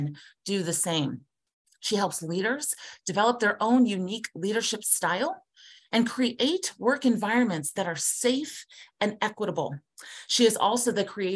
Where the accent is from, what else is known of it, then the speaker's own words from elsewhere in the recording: Columbus, Ohio, United States; I am born and raised here in Columbus, Ohio, but I'm a rarity